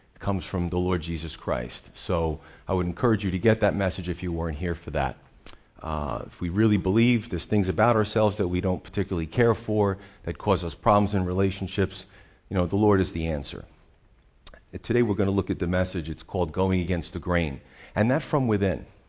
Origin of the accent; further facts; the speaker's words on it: Northeastern United States, United States; we're Northeasterners